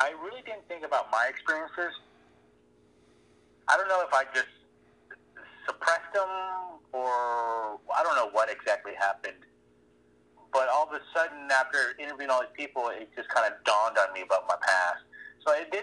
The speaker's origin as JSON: {"language": "English", "town": "Corpus Christi", "region": "Texas", "country": "United States", "tie": "born or raised there", "also_born_or_lived": "San Antonio, Texas", "moved": "as an adult", "said": "I went off to college in San Antonio, Texas. And then as soon as I moved out from Corpus Christi"}